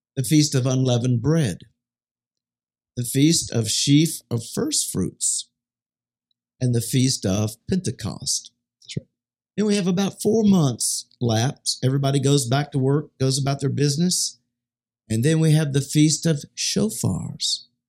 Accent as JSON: {"language": "English", "town": "Baton Rouge", "region": "Louisiana", "country": "United States", "said": "I'm from Baton Rouge, Louisiana"}